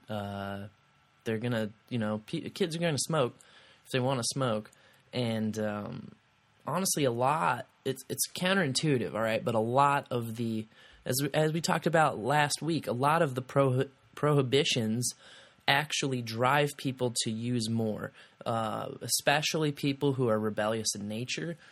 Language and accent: English; Kansas City, Missouri, United States; moved away as an adult; now in Columbia, United States; I'm from Kansas City